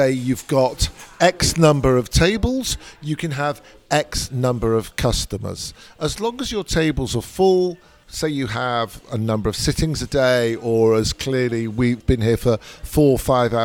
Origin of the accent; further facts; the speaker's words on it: Manchester, North West England, United Kingdom; I grew up in Manchester. It's northern